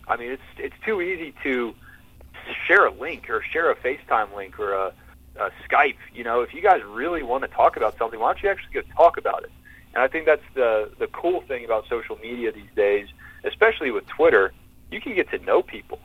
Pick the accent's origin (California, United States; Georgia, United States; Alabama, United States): Georgia, United States; growing up in Georgia